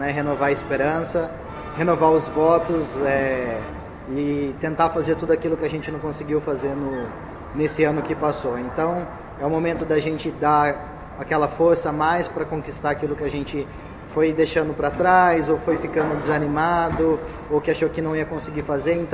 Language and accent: Portuguese; Campinas, São Paulo, Brazil; moved away as an adult; now in Beijing, China; brasileiro da cidade de Campinas, estado de São Paulo, e estou vivendo aqui na China há quatro anos. Apesar de, desse ser o meu quarto ano de China, esse é o meu primeiro ano aqui em Pequim